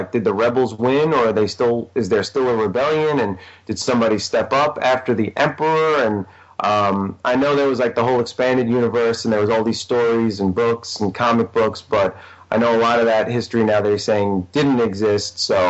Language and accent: English; New York, United States; accent: New York; my New York accent